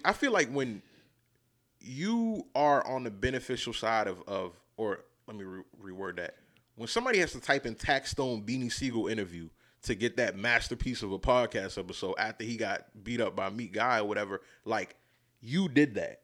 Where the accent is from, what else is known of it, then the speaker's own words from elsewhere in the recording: New York, United States; as a kid growing up in New York in the beginning